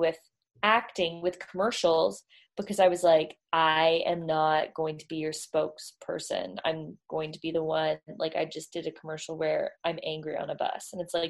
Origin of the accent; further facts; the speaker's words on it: Toronto, Ontario, Canada; Toronto's East Coast. Yeah. We call ourselves East Coast.